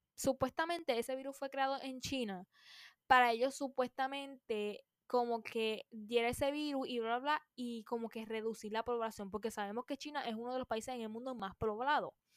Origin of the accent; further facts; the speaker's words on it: Puerto Rico; aquí en Puerto Rico